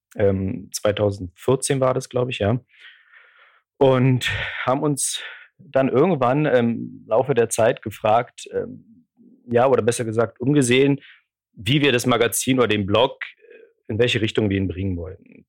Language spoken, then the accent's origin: German; Poland; moved away; weil ich aus Polen komme